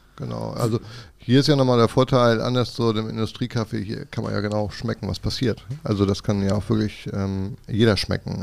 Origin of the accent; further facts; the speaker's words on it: Kiel, Schleswig-Holstein, Germany; gebürtiger Kieler und wohne auch noch im Umkreis von Kiel